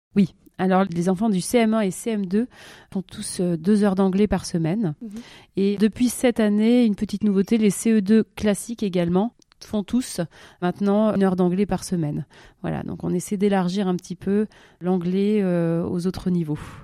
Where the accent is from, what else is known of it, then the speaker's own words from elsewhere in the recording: Toulouse, Occitania, France; moved away as an adult; also born or lived in Montpellier / Paris; now in Zurich, Switzerland; je viens donc du sud-ouest de la France